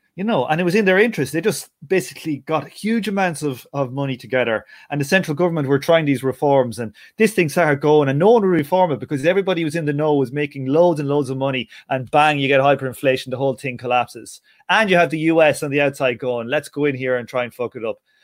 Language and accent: English; Ireland; being an Irish person